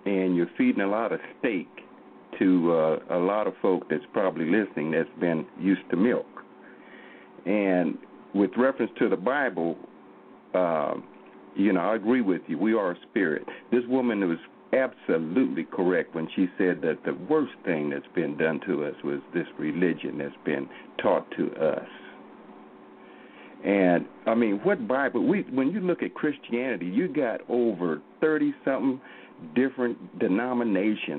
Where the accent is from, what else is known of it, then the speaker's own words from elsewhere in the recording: Oklahoma, United States; I'm from Oklahoma here